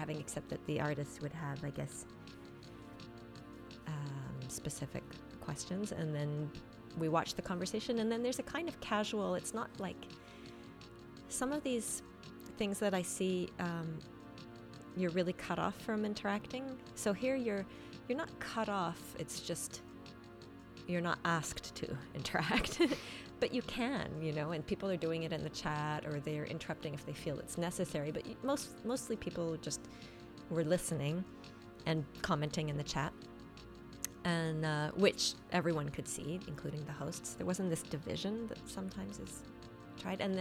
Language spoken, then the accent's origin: English; Toronto, Ontario, Canada; we used to go to a club called the Voodoo Club in Toronto in the 80s, and I think the first time we went there, I think we were 13 years old.